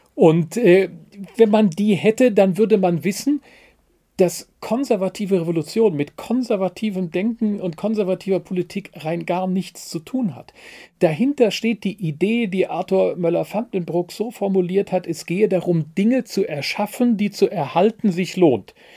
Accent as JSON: {"language": "German", "region": "West Germany", "country": "Germany", "tie": "born or raised there", "said": "Ich bin 1967 als Wessi geboren und als Wessi aufgewachsen"}